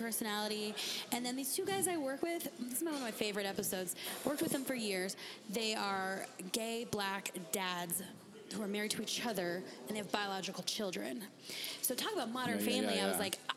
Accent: San Diego, California, United States; also born or lived in Arizona; In San Diego, I'm from San Diego, but in Arizona also

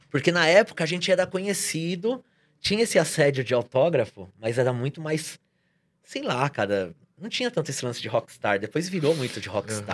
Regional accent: São Paulo, Brazil; Eu venho da Casa Verde

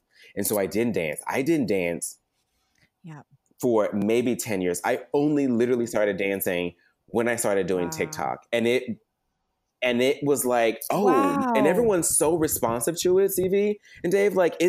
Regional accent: the South, United States; being a Black boy growing up in the South

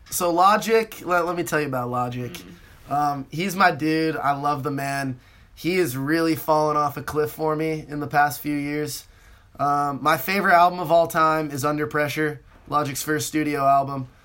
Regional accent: West Coast, United States; you know I'm from the West Coast.

